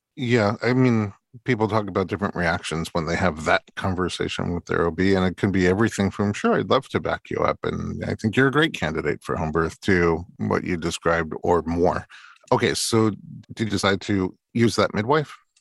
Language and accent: English; New York City, New York, United States; I'm from Staten Island, too